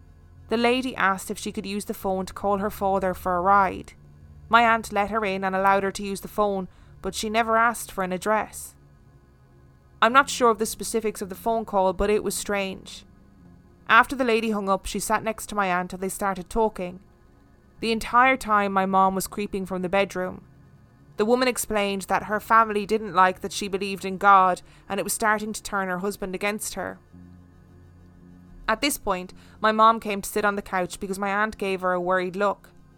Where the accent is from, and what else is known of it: Denver, Colorado, United States; born or raised there